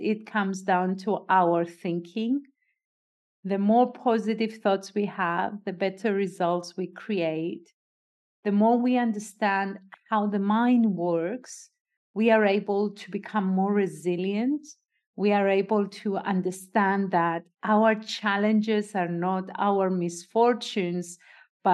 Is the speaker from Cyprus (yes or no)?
yes; Cyprus; I am a Greek Cypriot. I was born and raised in Cyprus.